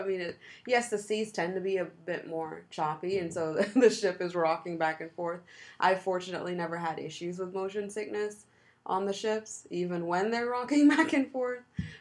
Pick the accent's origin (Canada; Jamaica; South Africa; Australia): Jamaica; moved away; growing up in Jamaica